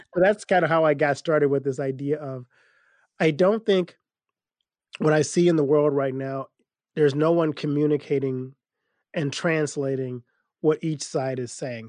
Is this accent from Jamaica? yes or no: no; Louisiana, United States; I grew up in Louisiana